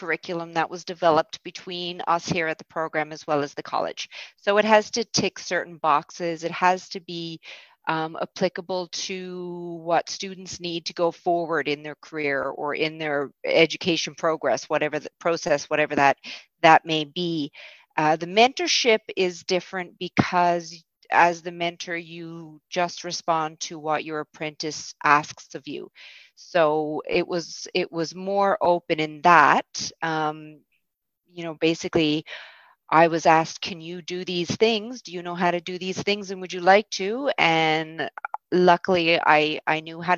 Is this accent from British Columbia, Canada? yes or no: no; St. John's, Newfoundland and Labrador, Canada; I am from St. John's. I grew up in St. John's in the West End and now live downtown.